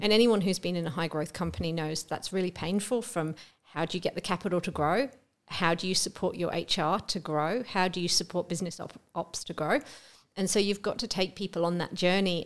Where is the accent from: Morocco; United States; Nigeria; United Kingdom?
United Kingdom; England; moved away as an adult; also born or lived in Melbourne, Australia; now in Australia; I am English